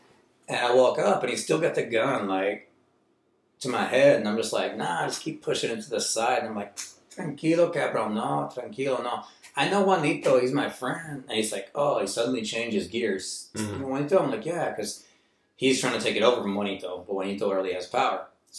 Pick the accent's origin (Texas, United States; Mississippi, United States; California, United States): Texas, United States; moved away as an adult; I grew up in Texas